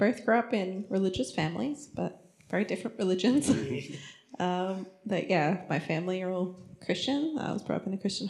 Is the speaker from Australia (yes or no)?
yes; Australia; also born or lived in Turkey; As Anthony said, I grew up here at Yorkie.